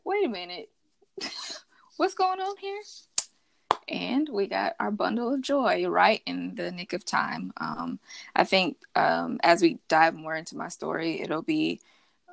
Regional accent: Kansas City, Missouri, United States; moved away as an adult; now in Los Angeles, United States; I'm originally from Kansas City, born and raised, but LA is where I reside

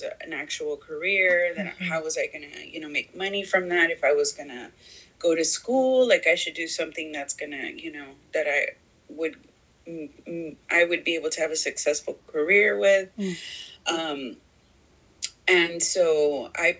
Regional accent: Houston, Texas, United States; moved away as an adult; also born or lived in Laredo, Texas / Chicago; I grew up in Houston, in a predominantly African-American community

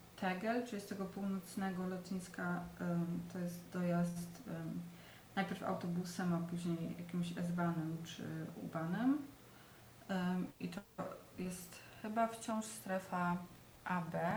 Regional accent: southern Poland, Poland; now in Berlin, Germany; Jestem z południa Polski

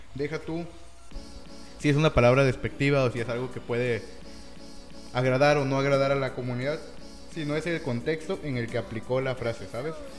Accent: Mexico

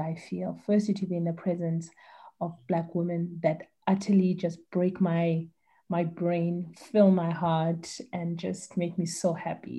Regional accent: East London, Eastern Cape, South Africa; now in Cape Town, South Africa; I was born in East London. I live in Cape Town with my beautiful family

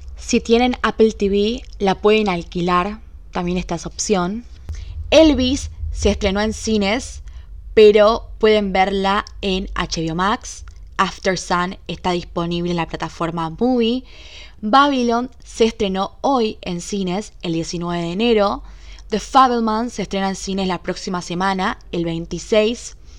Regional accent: Argentina; yo soy argentina

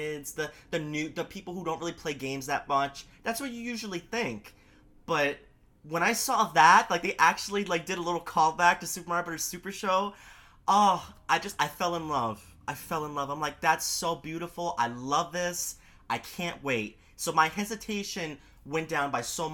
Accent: New York City, New York, United States; I'm a New Yorker. I live in Queens.

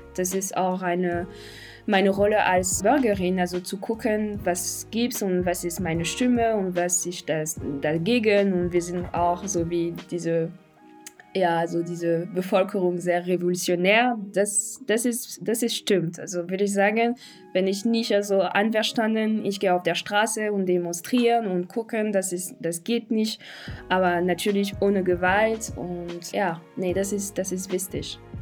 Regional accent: Paris, Île-de-France, France; German is a second language; moved away as an adult; now in Berlin, Germany; ich bin jetzt in, Paris aufgewachsen und auch also vor Ort äh, geboren

